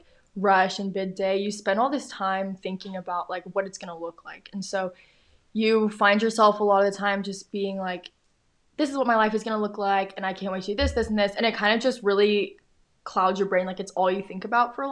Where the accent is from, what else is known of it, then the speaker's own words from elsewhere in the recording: Houston, Texas, United States; I grew up in Houston